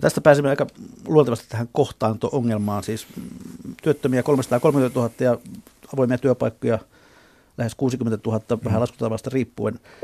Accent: Southwest Finland, Finland; meillä Lounais-Suomessa

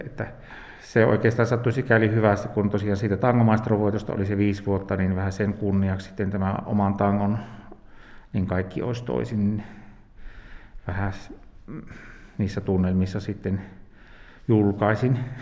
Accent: Nilsiä, North Savo, Finland; täällä oltiin näin omilla kotikulmilla

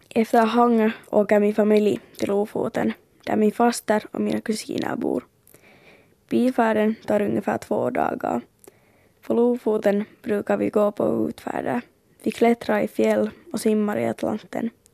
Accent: Finland; jag från Finland

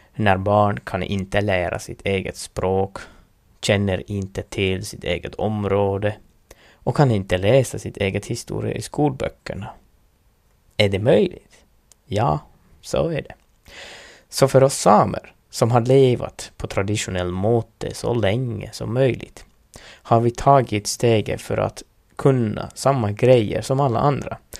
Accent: Lapland, Finland; first language Northern Sami; Swedish is a second language; så brukar vi tänka här i Finland

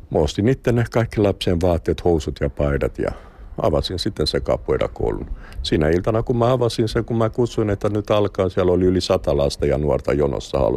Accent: Brazil; Finnish is a second language; now in Finland; Olin täällä vuosi kahdeksan kuukautta – sitten menin takaisin Brasiliaan

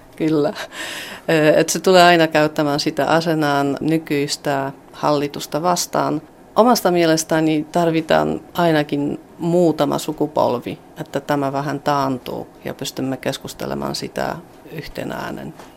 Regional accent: Poland; me olemme Puolasta

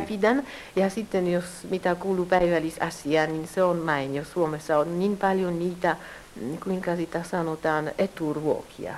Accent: Warsaw, Masovian Voivodeship, Poland; now in Kraków, Poland; Minä olen syntynyt Puolassa, Varsovassa. Äiti oli suomalainen.

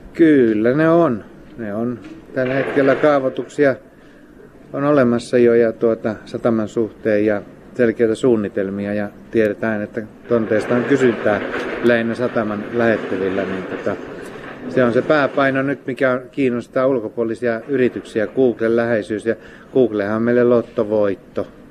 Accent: Lappeenranta, South Karelia, Finland; now in Hamina, Finland; Mä oon Lappeenrannasta kotoisin

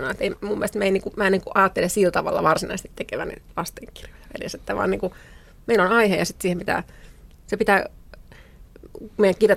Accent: Rauma, Satakunta, Finland; born there; Synnyin Raumalla

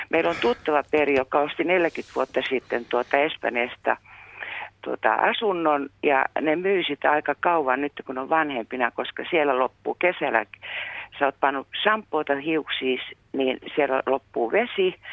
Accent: Finland; born there; Me kiitän joka ilta luojani, että mä oon syntynyt Suomessa

